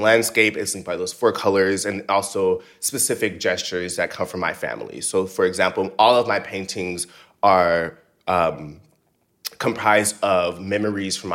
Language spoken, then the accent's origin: English; Seale, Alabama, United States; now in New York, United States; I'm from Seal, Alabama.